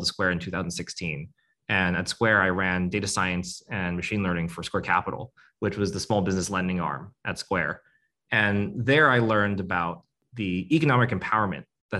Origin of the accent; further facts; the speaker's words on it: United States; I was born here in the States, but my parents were born in Vietnam